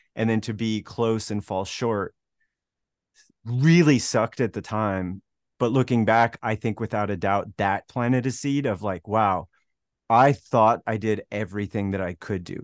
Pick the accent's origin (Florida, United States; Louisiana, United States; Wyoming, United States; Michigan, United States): Wyoming, United States; moved away as an adult; from a small town in Wyoming